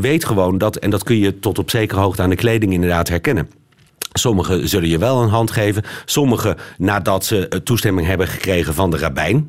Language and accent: Dutch; Netherlands; moved away; also born or lived in Lebanon; ik ben natuurlijk niet zomaar Nederlander